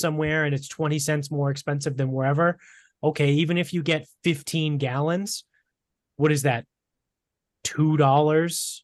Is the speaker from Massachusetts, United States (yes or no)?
yes; Medford, Massachusetts, United States; we grew up in Medford